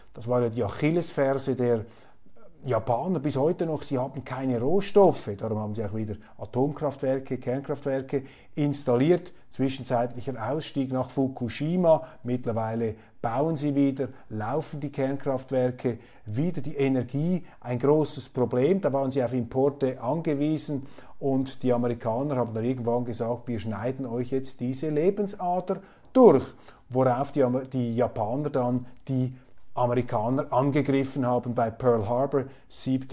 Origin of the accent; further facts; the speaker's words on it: Switzerland; als Schweizer, als zum Glück Schweizer